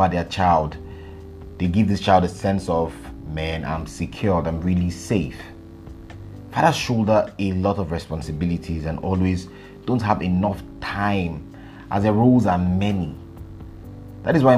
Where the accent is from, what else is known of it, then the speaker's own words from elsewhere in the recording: Abuja, Federal Capital Territory, Nigeria; I grew up in Abuja. Abuja is the capital of Nigeria.